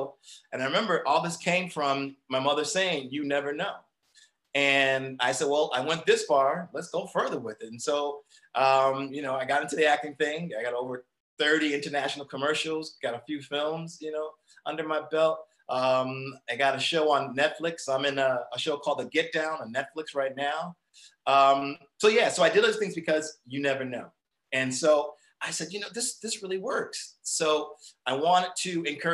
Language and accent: English; Springfield, Massachusetts, United States; I come from Springfield, Massachusetts. I live in Springfield, Massachusetts